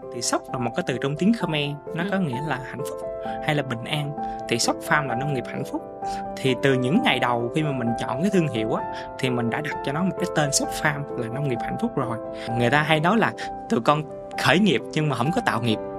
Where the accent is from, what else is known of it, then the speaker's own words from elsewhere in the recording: Mekong Delta, Vietnam; quê hương của miền Tây của mình